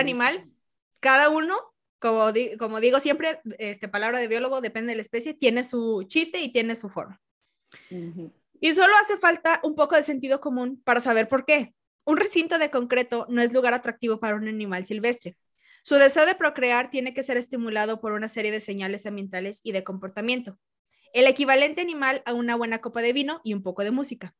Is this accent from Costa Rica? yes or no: no; Mexico; yo soy de México